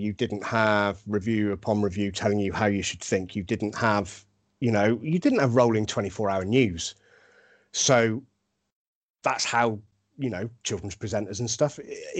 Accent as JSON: {"language": "English", "country": "Germany", "tie": "born or raised there", "said": "I grew up in Germany on a RAF camp that also had Americans on there"}